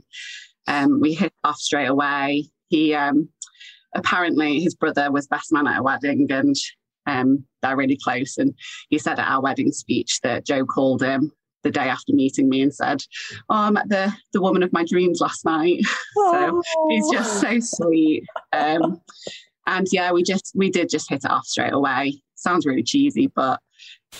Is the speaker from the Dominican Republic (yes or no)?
no; Chester, North West England, United Kingdom; moved away as an adult; also born or lived in Sheffield; I'm from Chester.